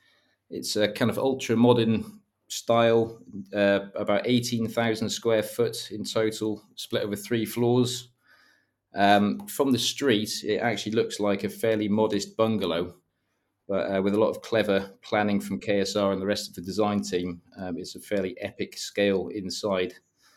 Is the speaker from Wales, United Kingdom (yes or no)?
yes; Wales, United Kingdom; moved away as an adult; now in London, United Kingdom; I moved from North Wales about 12 years ago to London and honestly had no idea that home automation was an industry.